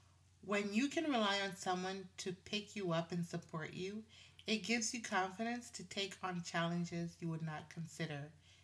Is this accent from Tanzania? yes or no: yes; Tanzania; now in Canada; I'm from Tanzania. My handsome Jamaican husband, right? And our children were born in Canada. We live in Canada.